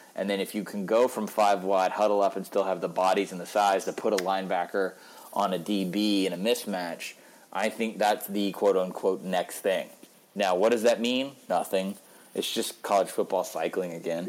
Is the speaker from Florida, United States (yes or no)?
no; Georgia, United States; now in Nashville, United States; I'm from Georgia and I'm there a good bit